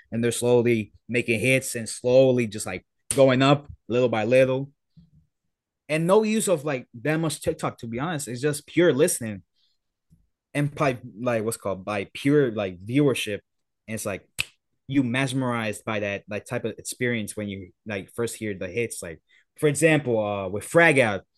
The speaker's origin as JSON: {"language": "English", "country": "Puerto Rico", "said": "I'm from Puerto Rico"}